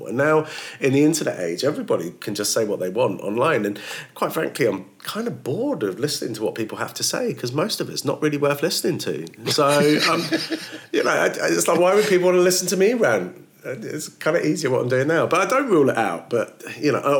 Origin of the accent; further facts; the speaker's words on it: Woking, South East England, United Kingdom; moved away as an adult; also born or lived in Kent / The Hague, Netherlands / Bradford; So I was born in Kent, but then when I was about one, I moved to Holland, to The Hague, and then moved back to the UK when I was five. Grew up in Woking, which is just outside of London.